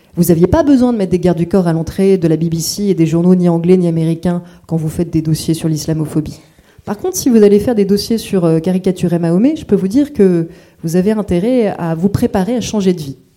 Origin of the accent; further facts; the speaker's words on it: France; je suis française